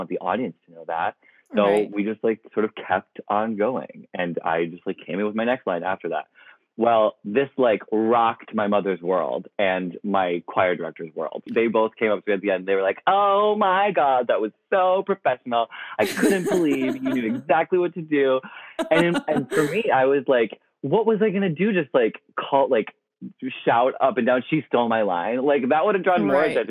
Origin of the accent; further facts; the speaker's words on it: Ohio, United States; I grew up in Ohio